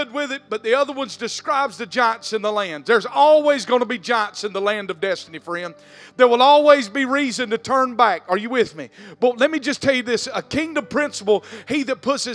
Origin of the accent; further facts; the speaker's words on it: South Georgia, United States; I was born in South Georgia.